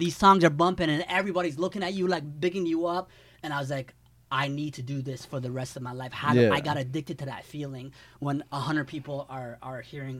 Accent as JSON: {"language": "English", "town": "London", "region": "Ontario", "country": "Canada", "tie": "born or raised there", "moved": "yes", "lives_now": "Toronto, Canada", "said": "I'm from London, Ontario. So when I grew up in London, there wasn't good hip-hop music playing on the radio."}